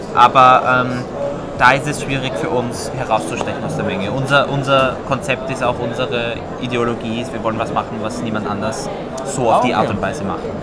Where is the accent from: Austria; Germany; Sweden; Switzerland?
Austria; ich persönlich als Österreicher